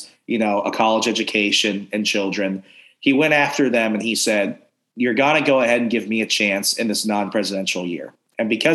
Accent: Virginia, United States; my home state

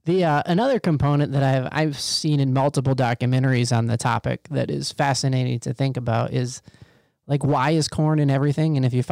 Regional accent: Midwest, United States; So I grew up in the Midwest

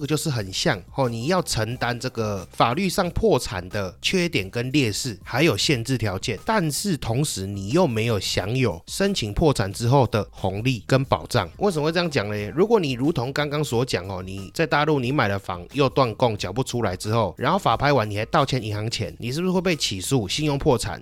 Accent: Taiwan; 那以上这些呢，是我们台湾人习以为常的这个流程操作了。

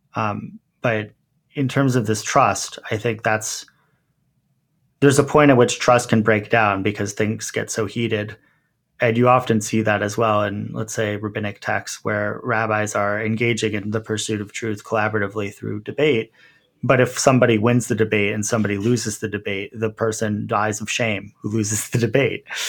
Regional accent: Montclair, New Jersey, United States; I grew up in Montclair, which is a relatively sophisticated suburb

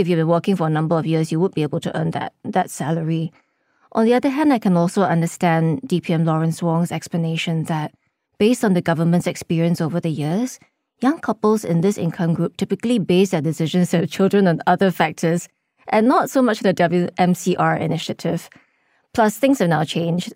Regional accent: Singapore; we're not Singaporean

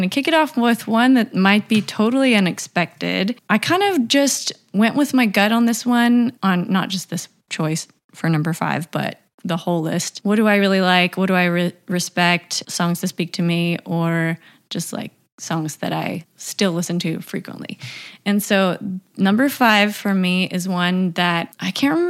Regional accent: Tennessee, United States; I definitely grew up around it a little bit more being in Tennessee.

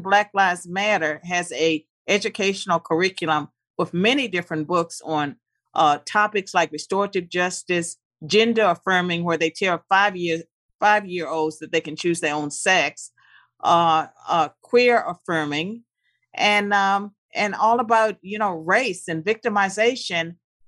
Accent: United States; I don't know if that would have been a … success story, because I grew up believing in the American dream. I believed that I lived in the greatest country in the world.

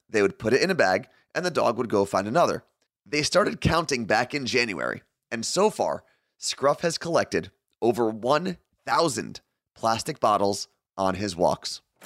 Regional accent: New Jersey, United States; someone who was born and raised in New Jersey

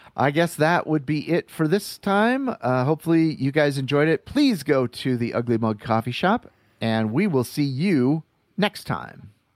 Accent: Iowa, United States; moved away; when I was flying back from Iowa, uh, uh, when I went home for my dad's funeral

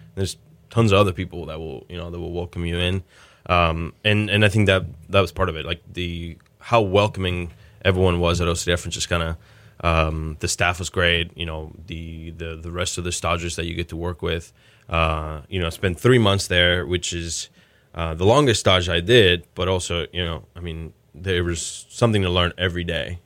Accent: Mexico; now in Houston, United States; I was born in Mexico and grew up in Mexico.

